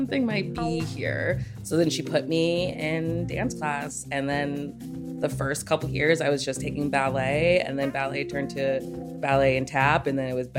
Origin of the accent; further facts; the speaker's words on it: Northern Virginia, United States; moved away as an adult; now in Chicago, United States; Originally, I'm from Northern Virginia, just outside of DC.